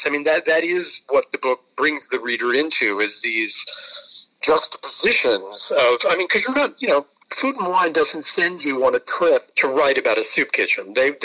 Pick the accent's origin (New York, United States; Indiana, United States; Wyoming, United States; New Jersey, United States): New York, United States; as a New Yorker